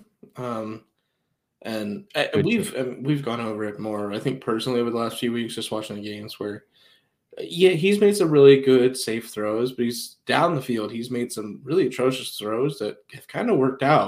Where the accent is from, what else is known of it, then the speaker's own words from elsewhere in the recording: Ohio, United States; we're from Ohio